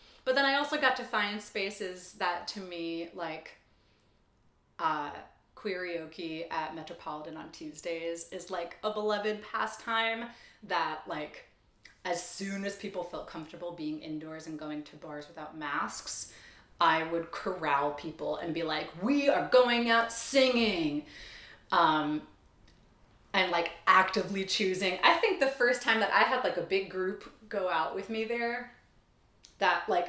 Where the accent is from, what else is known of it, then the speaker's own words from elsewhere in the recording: Long Island, New York, United States; I grew up on Long Island